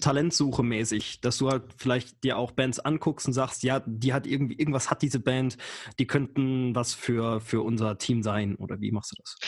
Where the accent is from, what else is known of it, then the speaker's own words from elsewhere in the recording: Saarland, Germany; der einzige gebürtige Saarländer